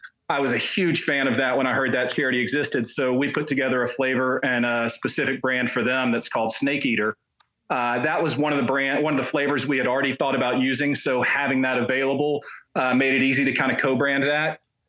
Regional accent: Memphis, Tennessee, United States; moved away as an adult; now in Nashville, United States; I grew up in Memphis.

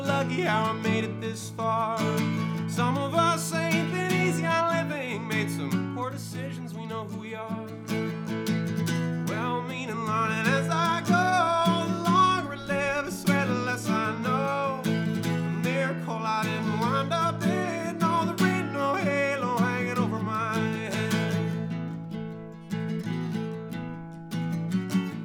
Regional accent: Connecticut, United States; moved away as an adult; also born or lived in Louisiana; now in Massachusetts, United States; I grew up in Connecticut, so it's not like I don't know about the cold, but the 2 years I spent in Louisiana ruined me.

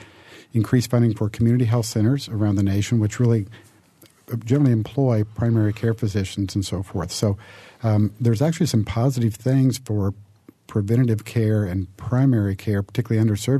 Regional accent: Indiana, United States; It's my hometown. So, yeah, I've been there 21 years

